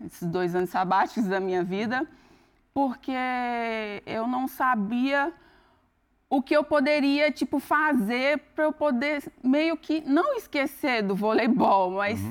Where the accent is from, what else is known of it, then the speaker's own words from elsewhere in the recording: Northeast Region, Brazil; now in Campinas, Brazil; eu sou do Nordeste